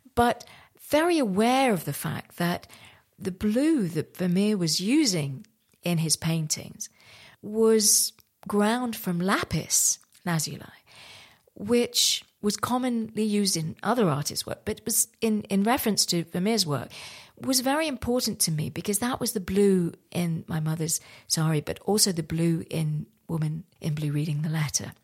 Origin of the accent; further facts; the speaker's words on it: Santiniketan, West Bengal, India; moved away; I was born in India, in West Bengal, in a place called Shanthaniketan